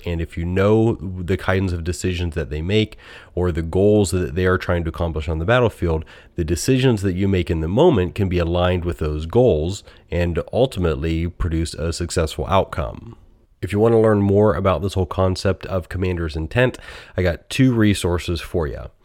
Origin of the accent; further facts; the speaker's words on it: United States; accent: American; my most American accent